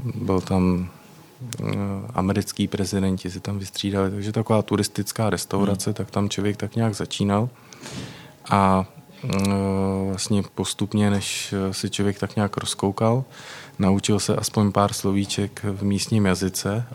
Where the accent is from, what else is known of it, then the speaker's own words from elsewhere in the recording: Prague, Czechia; Já jsem z Prahy